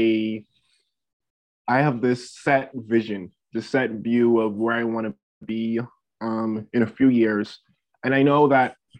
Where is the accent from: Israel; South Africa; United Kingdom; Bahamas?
Bahamas; now in South Dakota, United States; I grew up in the Bahamas